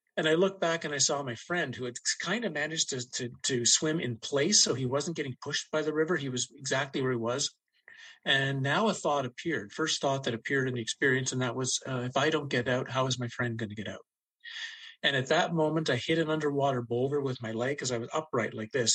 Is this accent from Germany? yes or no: no; Ottawa, Ontario, Canada; really spent most of my life growing up in Ottawa, nation's capital of Canada